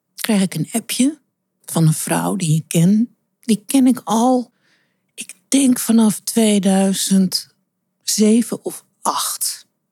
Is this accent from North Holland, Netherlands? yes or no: yes; Amsterdam, North Holland, Netherlands; Want Amsterdam is mijn geboortestad en ja, dat zit in mijn bloed.